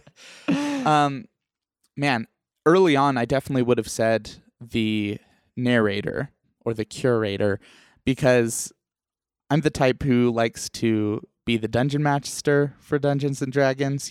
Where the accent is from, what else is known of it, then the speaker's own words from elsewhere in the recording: New Mexico, United States; also born or lived in Iowa; now in Utah, United States; I was born in Iowa and raised in New Mexico, and now both of us are in Utah